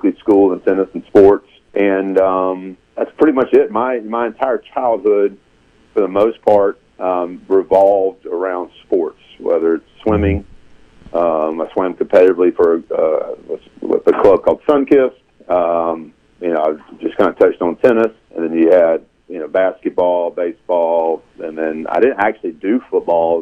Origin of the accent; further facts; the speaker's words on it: Jackson, Mississippi, United States; also born or lived in Brandon, Mississippi; I was born in the Reservoir and Brandon, the Reservoir side of Brandon.